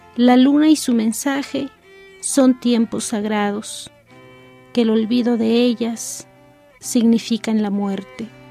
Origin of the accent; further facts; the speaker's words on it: San Juan Chamula, Chiapas, Mexico; Soy originaria de San Juan Chamula, Chiapas